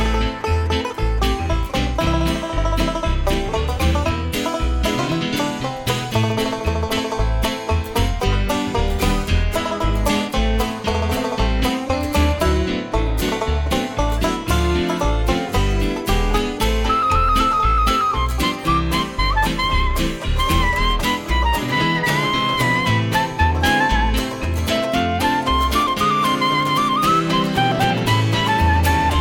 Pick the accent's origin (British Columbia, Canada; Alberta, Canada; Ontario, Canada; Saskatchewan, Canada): Alberta, Canada; Edmonton; I grew up in Edmonton, Alberta